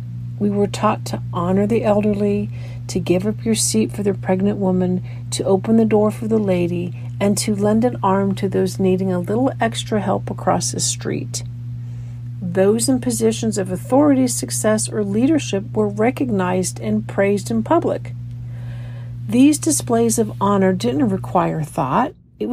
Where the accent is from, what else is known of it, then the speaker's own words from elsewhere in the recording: California, United States; I was raised in California